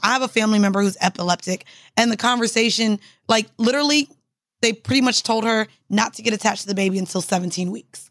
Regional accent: Orlando, Florida, United States; I'm from Orlando

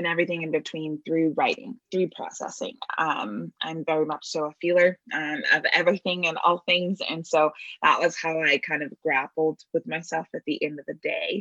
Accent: Bay Area, California, United States; I'm born and raised in the Bay Area

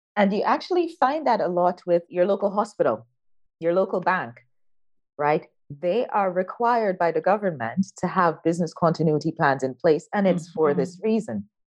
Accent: Guyana; moved away as an adult; also born or lived in United States; I was born in South America, a little country by the name of Guyana. That's where I was born, grew up, went to high school, but then I went to university in the US.

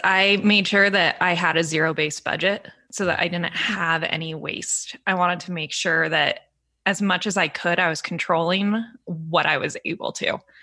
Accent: San Diego, California, United States; moved away; also born or lived in Santa Barbara; I grew up in San Diego

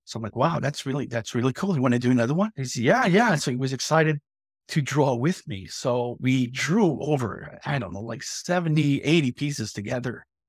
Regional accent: Quebec, Canada; now in New Brunswick, Canada; I'm from Quebec and I, I live down in the Maritimes

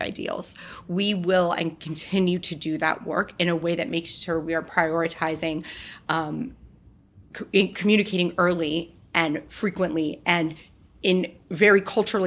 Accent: El Paso, Texas, United States; my hometown of El Paso, Texas

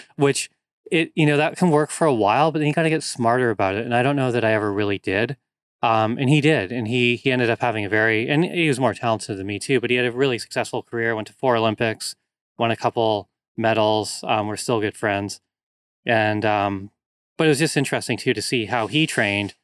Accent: North Vancouver, British Columbia, Canada; moved away as an adult; also born or lived in Victoria, British Columbia; I grew up in North Vancouver, which is a very wooded area, lots of trails, hills, mountains

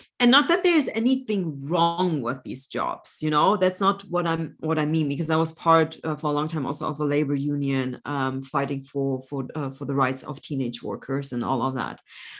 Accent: Germany; also born or lived in Poland; So I was born in Poland, but grew up mostly in Germany. When I was 4.5, my parents had to flee Poland.

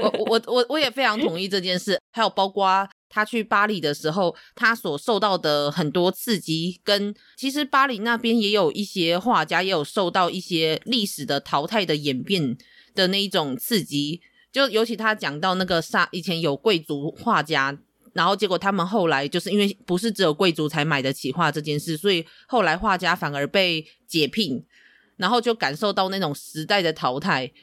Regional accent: Tainan, Taiwan; 身为台南人

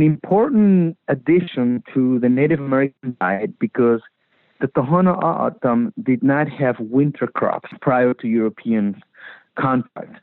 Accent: Magdalena de Kino, Sonora, Mexico; I grew up in Magdalena, Sonora, harvesting and playing in the actual colonial orchards of Magdalena, Sonora

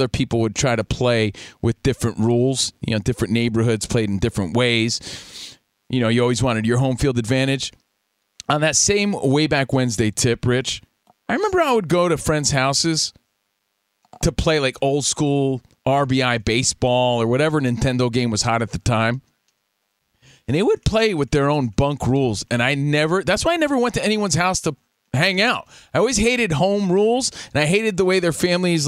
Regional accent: Union, New Jersey, United States; my hometown of Union, New Jersey

